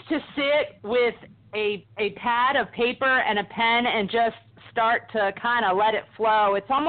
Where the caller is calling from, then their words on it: South Carolina, United States; I'm calling from South Carolina.